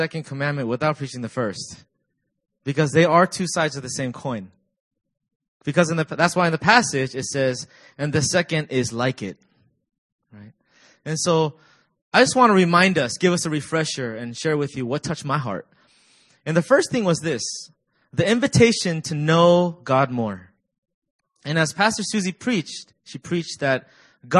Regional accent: Virginia, United States; now in South Korea; I'm from Virginia, and I serve as the discipleship pastor

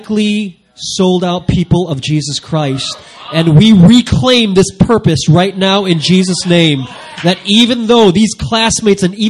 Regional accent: Chicago, Illinois, United States; moved away as an adult; also born or lived in Vancouver, Canada / Sydney, Australia; now in South Korea; I'm originally from Chicago

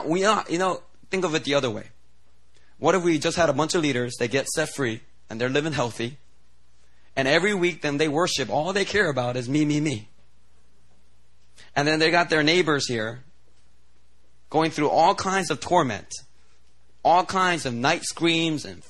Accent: Philadelphia, Pennsylvania, United States; moved away as an adult; also born or lived in New Jersey; now in Seoul, South Korea; I grew up in Philly

